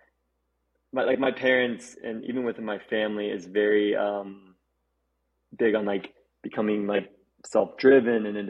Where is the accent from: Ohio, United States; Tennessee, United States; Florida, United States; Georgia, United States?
Florida, United States; Orlando; I'm obviously from Florida and I grew up there